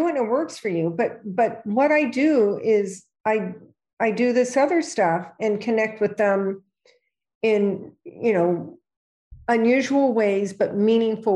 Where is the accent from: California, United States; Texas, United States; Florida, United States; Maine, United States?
California, United States; moved away as an adult; now in New York, United States; when I came to New York, I was from California